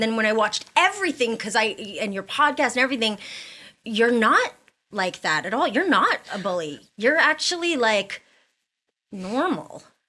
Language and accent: English; Canada; I'm Canadian.